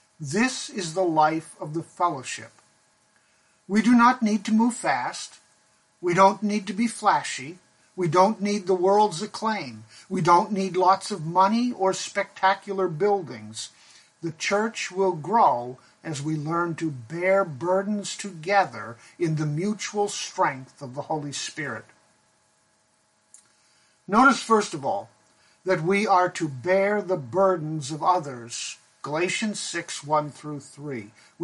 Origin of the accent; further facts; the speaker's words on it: Pakistan; When I was growing up in Pakistan, there was a group of men known as coolies who lived in the Himalayan mountains where I went to boarding school.